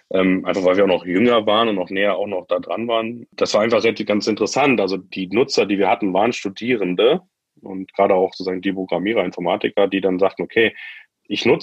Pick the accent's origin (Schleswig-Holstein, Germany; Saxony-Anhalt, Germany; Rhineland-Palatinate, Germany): Saxony-Anhalt, Germany; Magdeburg; Ich sage, ich komme aus Magdeburg, dann hat niemand eine Vorstellung davon.